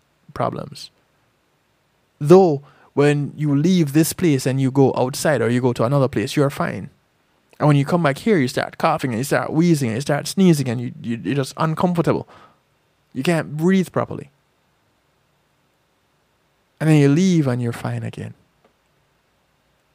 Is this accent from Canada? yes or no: no; Jamaica; now in United States; I grew up in Jamaica